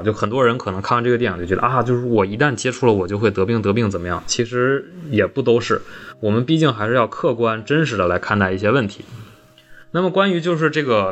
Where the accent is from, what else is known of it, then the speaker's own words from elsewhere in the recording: Northeast China, China; 我们东北人